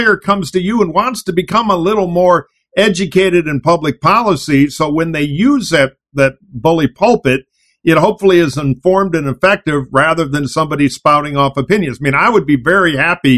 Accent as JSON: {"language": "English", "town": "Detroit", "region": "Michigan", "country": "United States", "tie": "born or raised there", "moved": "yes", "said": "I grew up in Detroit."}